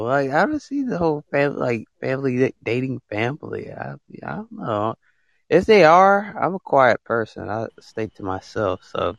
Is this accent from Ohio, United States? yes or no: no; Alabama, United States; From the United States. From the state of Alabama, basically.